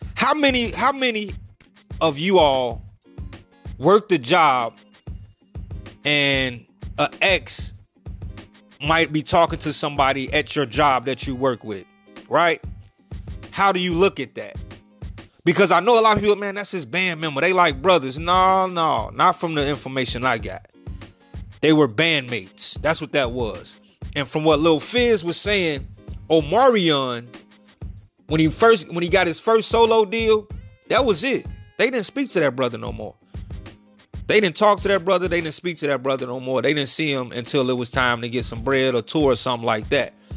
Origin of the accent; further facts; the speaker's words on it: Chicago, Illinois, United States; I'm from Chicago